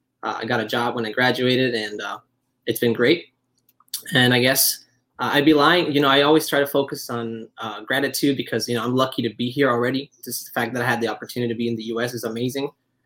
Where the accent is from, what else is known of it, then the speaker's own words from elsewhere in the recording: Venezuela; moved away as an adult; also born or lived in Iowa; now in Chicago, United States; I'm from Venezuela. I moved to the U.S. 4 years ago for college. I got a scholarship in Iowa.